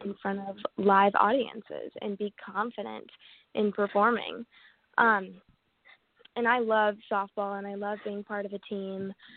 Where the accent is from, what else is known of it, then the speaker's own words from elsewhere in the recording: Atlanta, Georgia, United States; I grew up in the South and I'm from Atlanta. I still live in Atlanta, Georgia